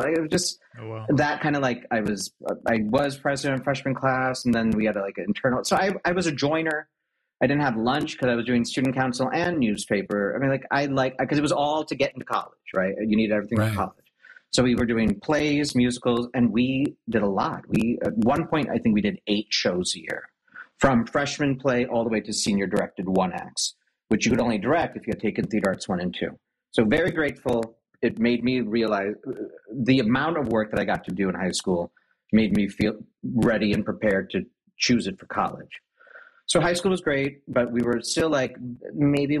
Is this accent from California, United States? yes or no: no; Naperville, Illinois, United States; I grew up in Naperville, Illinois